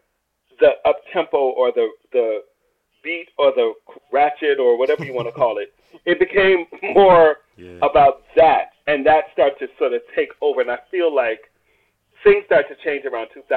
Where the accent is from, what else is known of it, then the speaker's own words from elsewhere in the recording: New York, United States; being New Yorker